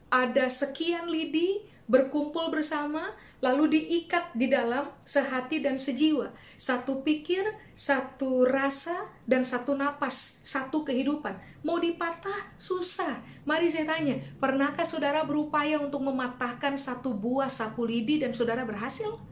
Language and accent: Indonesian; Ambon, Maluku, Indonesia; Di kalangan orang Maluku, saya orang Ambon Pak Ibu, di kalangan orang Maluku uh, ada statement begini, ale rasa, beta rasa, yang Anda rasa, saya juga rasa.